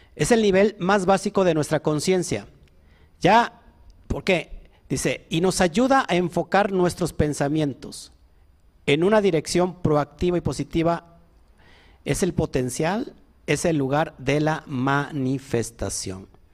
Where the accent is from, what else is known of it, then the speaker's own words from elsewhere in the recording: Orizaba, Veracruz, Mexico; yo nací en Orizaba. Sí, nací en Orizaba. Creo que todos aquí somos orizabeños, ¿no?